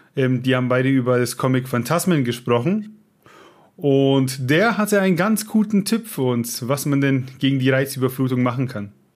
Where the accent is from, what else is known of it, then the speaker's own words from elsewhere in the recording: Franconia, Bavaria, Germany; wir in Franken